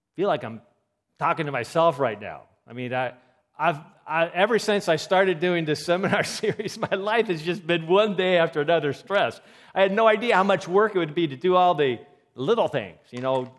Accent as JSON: {"language": "English", "town": "Seattle", "region": "Washington", "country": "United States", "moved": "yes", "said": "I'm from Seattle."}